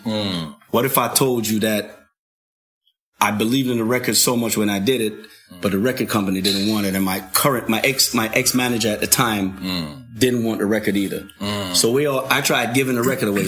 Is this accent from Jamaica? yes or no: yes; Kingston, Jamaica; also born or lived in Raytown / North Carolina; now in United States; Born and raised in Kingston.